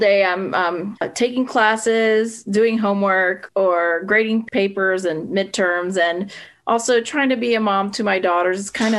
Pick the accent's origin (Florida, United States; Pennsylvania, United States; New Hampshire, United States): Pennsylvania, United States; also born or lived in Puerto Rico / California; Yeah, I was born in Puerto Rico. I wasn't there very long, a few years. And then, you know, my dad was in the military. So then we moved California for a little bit, then back to Pennsylvania, where my dad was from.